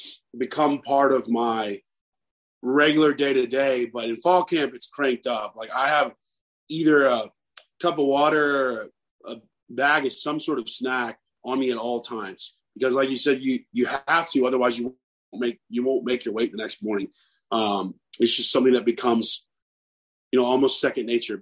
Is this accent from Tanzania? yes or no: no; Texas, United States; now in Mississippi, United States; I grew up in Texas, you know, so I'm used to the heat